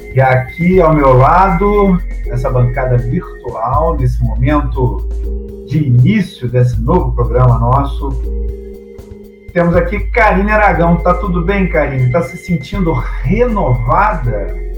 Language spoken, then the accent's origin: Portuguese; Brazil; nós somos brasileiros